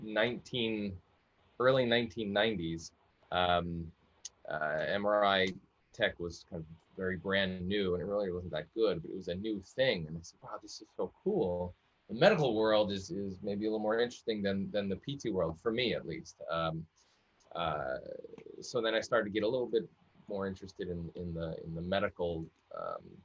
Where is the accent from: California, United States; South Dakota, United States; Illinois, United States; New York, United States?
New York, United States; Long Island; I grew up in the Northeast, actually on Long Island, New York, on a coastal town, kind of in the middle of the island on the North Coast.